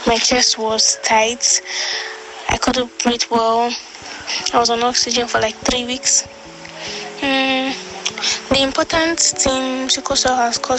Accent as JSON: {"language": "English", "region": "Kogi", "country": "Nigeria", "moved": "yes", "lives_now": "Niger State, Nigeria", "said": "I'm from Kogi State, but I live in Niger State"}